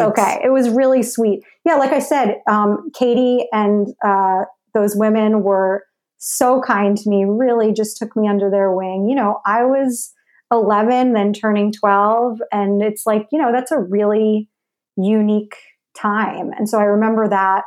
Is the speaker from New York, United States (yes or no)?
yes; Larchmont, New York, United States; I grew up in Larchmont, New